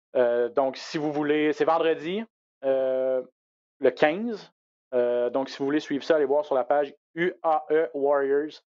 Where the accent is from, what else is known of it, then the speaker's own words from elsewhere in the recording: Quebec, Canada; chez nous au Québec